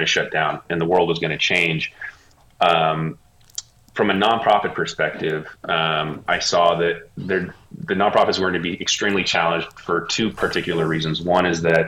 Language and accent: English; Bay Area, California, United States; moved away as an adult; now in Los Angeles, United States; I'm from the Bay Area. I grew up there, and I lived there pretty much my whole entire life. And I moved down to LA about 15 years ago